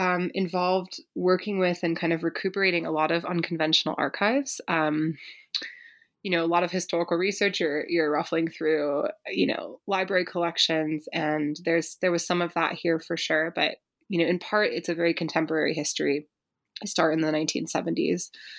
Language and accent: English; Berkeley, California, United States; I grew up in Berkeley, California, sort of living in amidst the legacies of the 1960s and 70s.